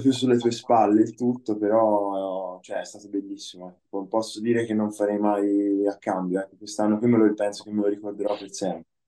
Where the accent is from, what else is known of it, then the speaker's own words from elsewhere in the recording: Lucca, Tuscany, Italy; qui a Lucca dove, da dove vengo io